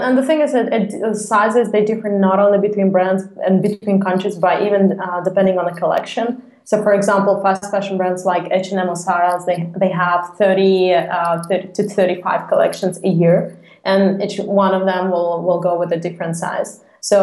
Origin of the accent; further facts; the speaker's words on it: Moscow, Russia; moved away as an adult; now in Copenhagen, Denmark; I'm originally from Russia, from Moscow, and I moved to Copenhagen two and a half years actually ago.